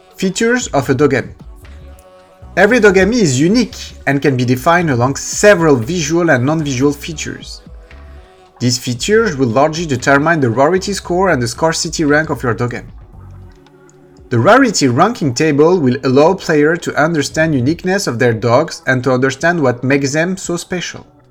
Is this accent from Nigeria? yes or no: no; France; accent: French; English is a second language; I'm French, you might sometimes do not understand my accent